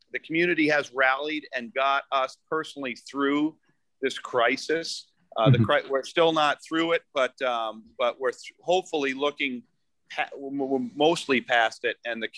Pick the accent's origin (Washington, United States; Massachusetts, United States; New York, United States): Massachusetts, United States; Boston; born there; So the Larkins, my father was a Boston Larkin. So my mom married a Boston Larkin. I was born in South Boston.